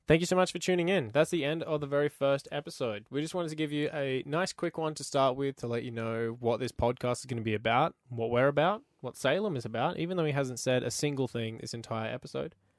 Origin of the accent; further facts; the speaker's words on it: Queensland, Australia; moved away as an adult; now in Canada; I'm actually from Queensland, Australia